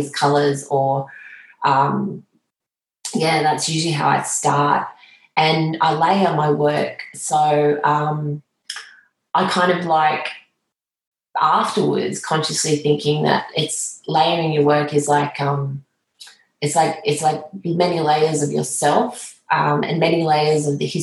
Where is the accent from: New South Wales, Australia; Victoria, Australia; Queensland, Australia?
New South Wales, Australia; Moree; also born or lived in Tamworth / Armidale; growing up in Moree, Tamworth, Armidale, where as a child you're in the landscape constantly